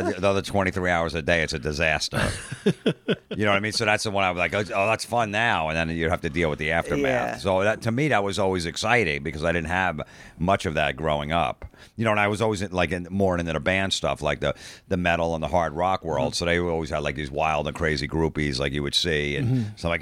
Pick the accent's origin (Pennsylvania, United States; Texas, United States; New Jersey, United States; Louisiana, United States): New Jersey, United States; I grew up like Catholic in New Jersey.